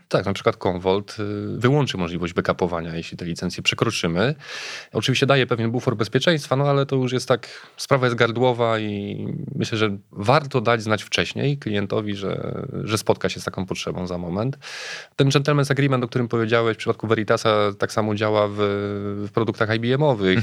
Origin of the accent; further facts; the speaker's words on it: Łódź, Łódź Voivodeship, Poland; ta nazwa trochę ujawnia skąd pochodzę. Jestem z Łodzi, przyjechałem z Łodzi